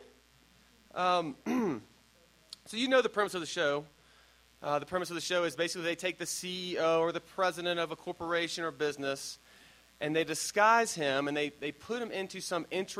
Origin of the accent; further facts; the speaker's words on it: Dayton, Tennessee, United States; also born or lived in Addison, Illinois; to two Yankee parents who, when I was 5 years old, decided to go take a job in Dayton, Tennessee, to go to the South, which is, like, when we got there, two stoplights, 5,000 people